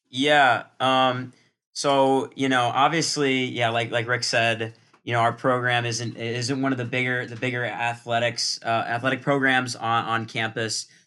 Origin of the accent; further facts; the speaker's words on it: Culver, Indiana, United States; four-year senior uh, from Culver, Indiana